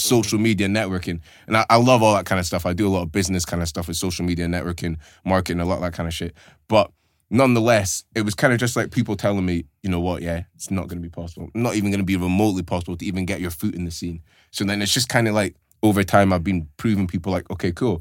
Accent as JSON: {"language": "English", "town": "Aberdeen", "region": "Scotland", "country": "United Kingdom", "tie": "born or raised there", "moved": "as an adult", "said": "growing up in Aberdeen, for me, it's all that I know"}